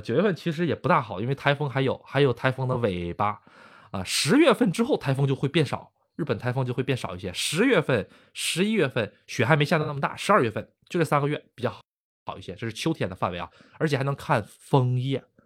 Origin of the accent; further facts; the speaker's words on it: Northeast China, China; now in Japan; 那跟我们东北一样了